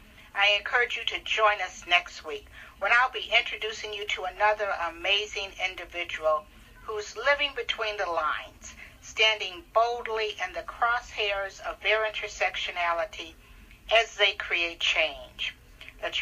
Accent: Detroit, Michigan, United States; I'm from Detroit

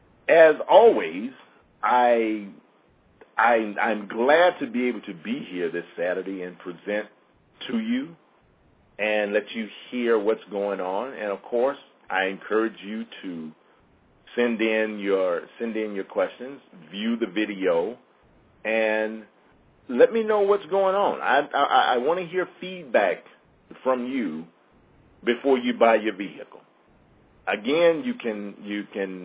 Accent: Mississippi, United States; I'm from Mississippi

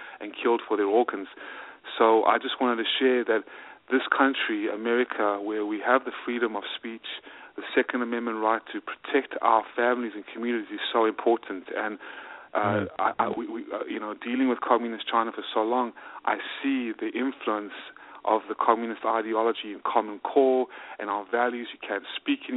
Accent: South Africa; moved away as an adult; also born or lived in Georgia, United States; now in United States; I immigrated from South Africa

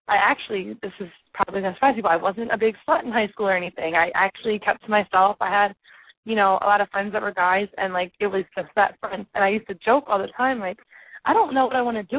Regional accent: Philadelphia, Pennsylvania, United States; I'm from Philadelphia

